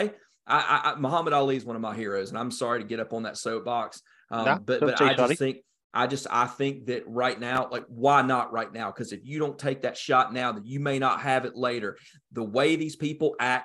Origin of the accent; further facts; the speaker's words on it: North Georgia, United States; I grew up in Hicksville, North Georgia